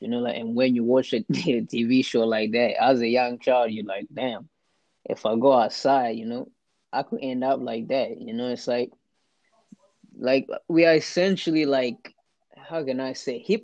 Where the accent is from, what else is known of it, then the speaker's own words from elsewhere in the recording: Zimbabwe; now in Australia; I grew up in Zim too